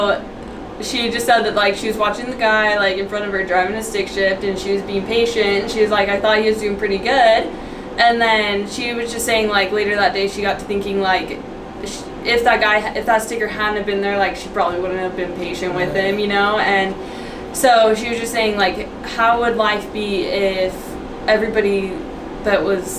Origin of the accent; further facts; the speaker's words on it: Colorado, United States; moved away as an adult; now in Utah, United States; I'm from Colorado